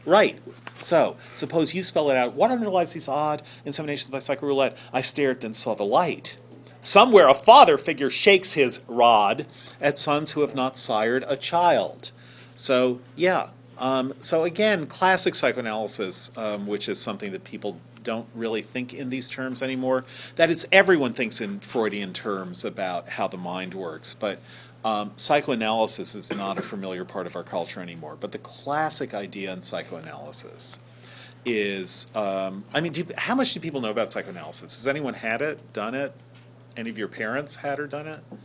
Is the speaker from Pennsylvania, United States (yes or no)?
no; New York, United States; my neighborhood movie theater when I grew up in New York